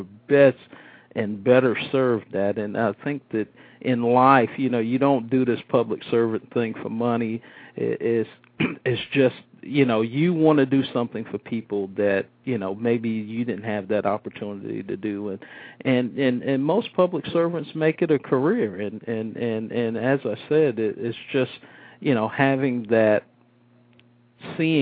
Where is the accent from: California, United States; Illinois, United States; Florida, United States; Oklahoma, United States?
Florida, United States; Midway; also born or lived in Brooklyn, New York; When I was a young kid growing up in Midway